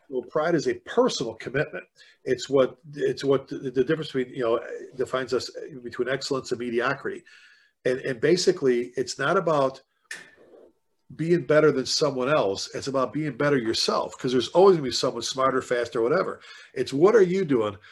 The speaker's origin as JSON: {"language": "English", "town": "Chicago", "region": "Illinois", "country": "United States", "tie": "born or raised there", "moved": "as an adult", "lives_now": "Texas, United States", "said": "being born and raised in the South Side of Chicago, I've been down here in Texas now since 2000"}